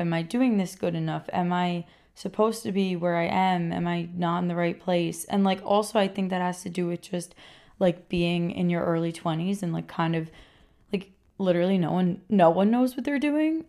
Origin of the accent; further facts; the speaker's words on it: Rockland County, New York, United States; also born or lived in Queens, New York; I was born in Queens, and I was raised in Rockland County, New York, which is, like, a suburb just outside New York City.